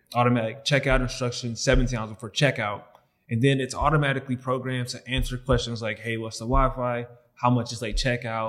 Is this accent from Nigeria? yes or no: no; St. Louis, Missouri, United States; we come from St. Louis to inner city.